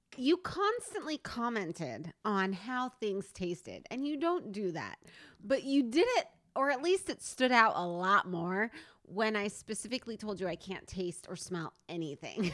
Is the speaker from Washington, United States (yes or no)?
yes; Stanwood, Washington, United States; also born or lived in Camano Island, Washington; we come from a small town. Oh, shit. Stanwood, Washington